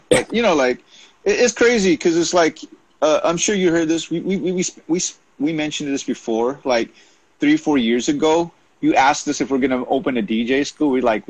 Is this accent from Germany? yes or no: no; Philippines; My mother, obviously, I'm Filipino. My parents came from the Philippines to the United States in '68